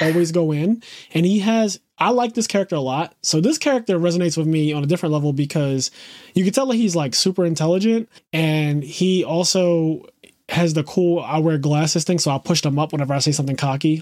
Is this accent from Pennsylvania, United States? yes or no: yes; Philadelphia, Pennsylvania, United States; growing up in Philadelphia